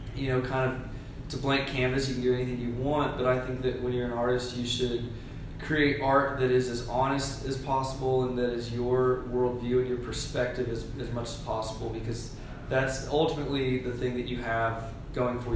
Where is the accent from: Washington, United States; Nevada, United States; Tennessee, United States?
Tennessee, United States; Smyrna; also born or lived in Nashville, Tennessee; I grew up in Smyrna, Tennessee